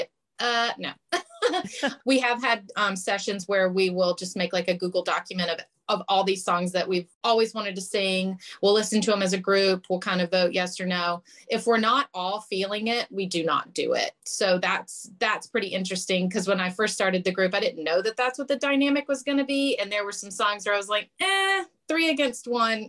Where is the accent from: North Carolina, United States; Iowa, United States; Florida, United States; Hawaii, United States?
North Carolina, United States; moved away; my home state of North Carolina